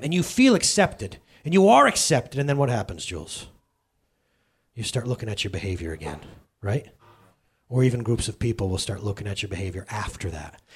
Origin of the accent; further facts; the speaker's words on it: United States; I'm an American